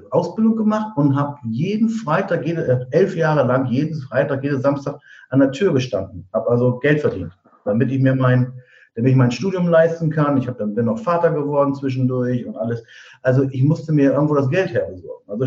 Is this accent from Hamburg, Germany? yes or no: no; Diepholz, Lower Saxony, Germany; Wir sind, weil wir in dem Ort, aus dem ich komme, aus Niedersachsen, äh, Diepholz heißt das, zwischen Bremen und Osnabrück